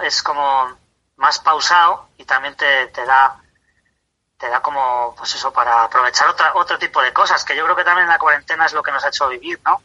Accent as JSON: {"language": "Spanish", "town": "Tarancón", "region": "Castilla-La Mancha", "country": "Spain", "said": "soy de Tarancón, de Cuenca"}